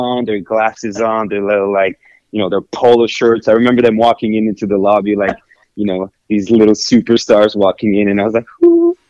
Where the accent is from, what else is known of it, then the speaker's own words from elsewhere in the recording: Moscow, Russia; I was born in Moscow. My dad is from Africa, from the West Coast, a small country called Guinea.